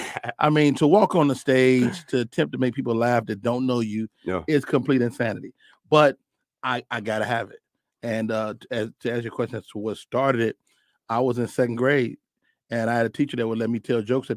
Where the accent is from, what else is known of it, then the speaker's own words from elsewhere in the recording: Chicago, Illinois, United States; Robin is from my hometown. You know, we are all from the Midwest, from Chicago.